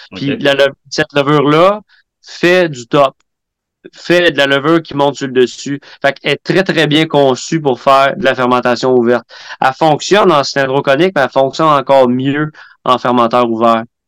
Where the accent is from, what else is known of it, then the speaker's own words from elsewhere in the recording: Quebec, Canada; en tant que Québécois, euh, notre culture brassicole nationale